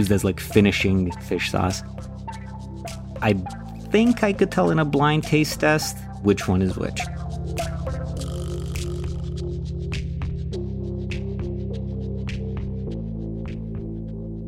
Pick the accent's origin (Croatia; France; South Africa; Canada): Croatia; moved away as an adult; now in United States; I grew up in Croatia. I moved to the US when I was 19